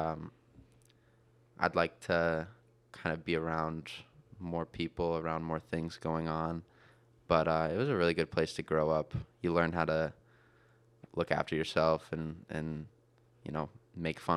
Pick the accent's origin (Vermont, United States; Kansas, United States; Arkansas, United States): Vermont, United States; moved away as an adult; now in Evans, United States; I grew up in Vermont, born and raised.